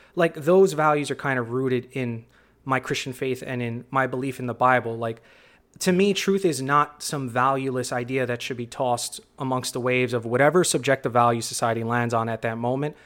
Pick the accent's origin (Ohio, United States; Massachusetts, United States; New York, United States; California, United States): New York, United States; New York City; born and raised in the Bronx